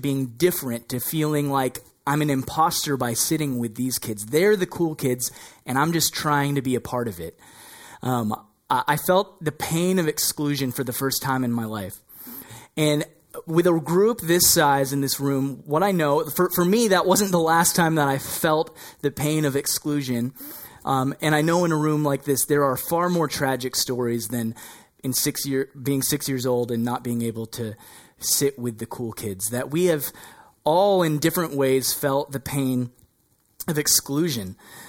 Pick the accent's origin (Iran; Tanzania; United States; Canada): Canada; Burlington, Ontario; also born or lived in Toronto; I was born in the Toronto area and I lived in Burlington, Ontario.